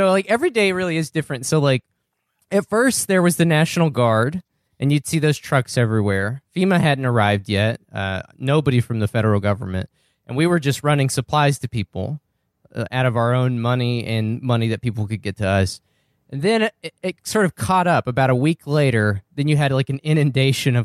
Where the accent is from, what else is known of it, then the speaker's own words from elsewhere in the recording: New Mexico, United States; also born or lived in eastern Kentucky; now in Kentucky, United States; I'm originally from New Mexico, where we get about 6 or 7 inches of rain a year.